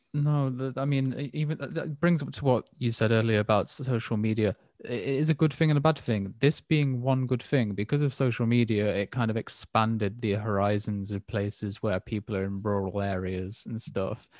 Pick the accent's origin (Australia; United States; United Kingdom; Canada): United Kingdom; England; as an English person